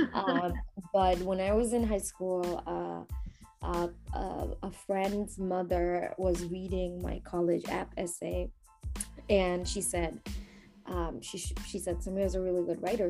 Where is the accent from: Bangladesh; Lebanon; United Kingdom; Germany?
Bangladesh; now in New York, United States; when I was growing up in Bangladesh